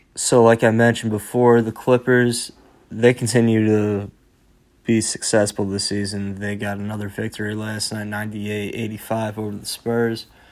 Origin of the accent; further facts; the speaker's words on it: New York, United States; as a New Yorker